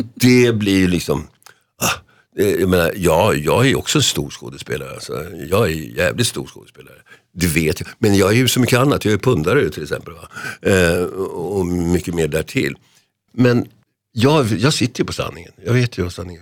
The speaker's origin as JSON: {"language": "Swedish", "town": "Solna", "region": "Stockholm County", "country": "Sweden", "said": "hemma i Huvudsta"}